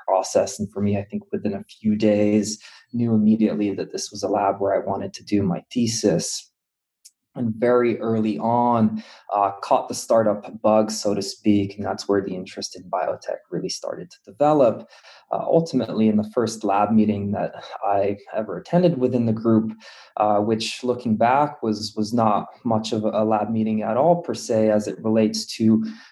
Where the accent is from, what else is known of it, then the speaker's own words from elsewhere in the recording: Cupertino, California, United States; moved away as an adult; now in Boston, United States; I'm from California. I grew up in the Bay Area, went to high school in Cupertino